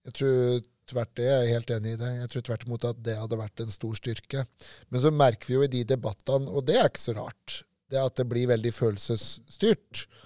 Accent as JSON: {"language": "Norwegian", "town": "Lillehammer", "region": "Innlandet", "country": "Norway", "tie": "born or raised there", "said": "Jeg vokste opp sjøl på Lillehammer, i Søre Ål på Lillehammer"}